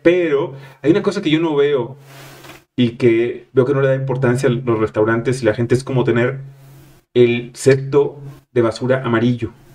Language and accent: Spanish; Monterrey, Nuevo León, Mexico; Así somos de culeros los regios.